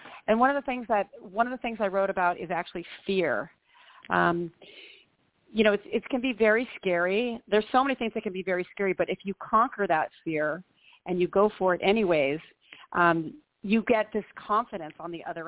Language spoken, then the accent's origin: English; Long Beach, California, United States; also born or lived in San Diego; I grew up in Long Beach and then went to UC San Diego